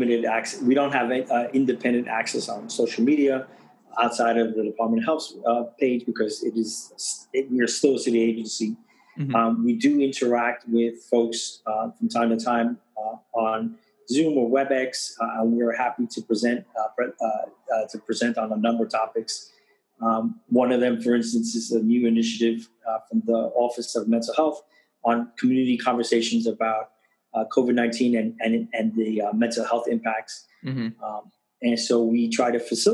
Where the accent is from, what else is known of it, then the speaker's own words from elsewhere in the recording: New York City, New York, United States; also born or lived in Bronx; I was born and raised in Washington Heights, I went to high school here in the Bronx